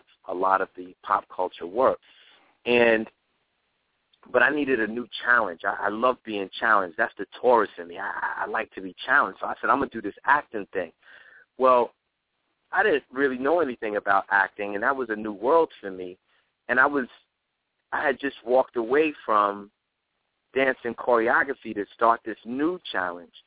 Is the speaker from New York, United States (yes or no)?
yes; New York City, New York, United States; growing up in the Bronx